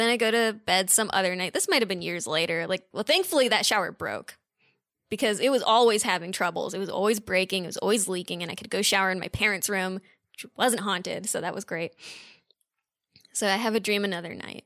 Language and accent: English; Redondo Beach, California, United States; I'm from Redondo Beach, California